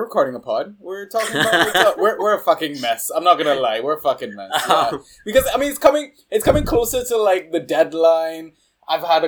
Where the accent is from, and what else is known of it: Trinidad & Tobago